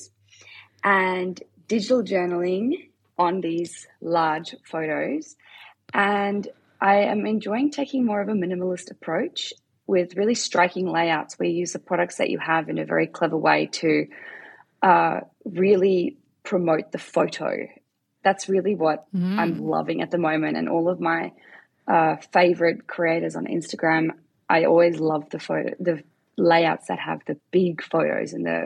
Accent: Perth, Western Australia, Australia; also born or lived in South Africa; I am from Perth in Australia

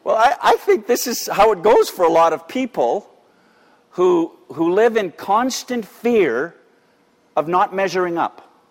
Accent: Canada; we're quintessentially Canadian

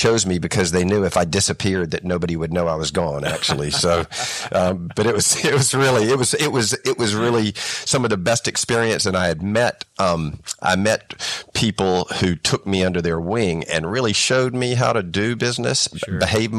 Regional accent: South Carolina, United States; moved away as an adult; So in 1994, I came to Asia from America, from South Carolina, and worked for a chemical manufacturer and textile manufacturer called Milliken and Company.

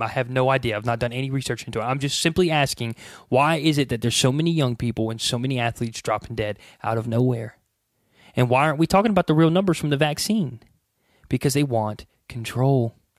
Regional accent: United States; we as the American people

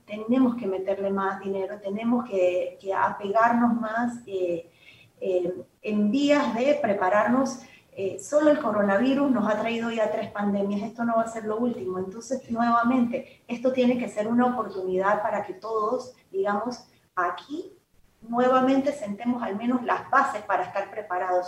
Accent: Panama; por todo lo que hemos vivido como panameños

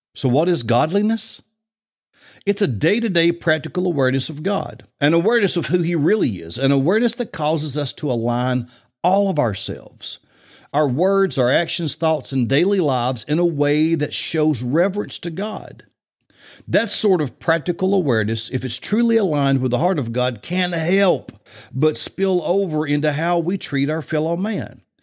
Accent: Bible Belt, the South, United States; I grew up in the Bible Belt

